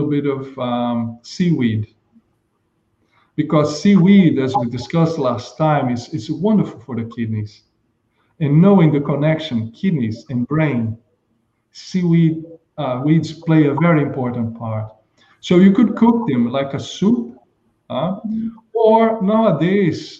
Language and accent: English; Brazil; moved away; I was in my hometown in Brazil